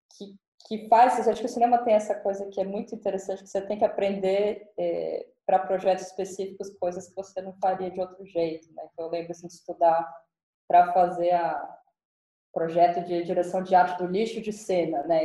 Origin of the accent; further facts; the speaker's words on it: São Paulo, Brazil; eu cresci em São Paulo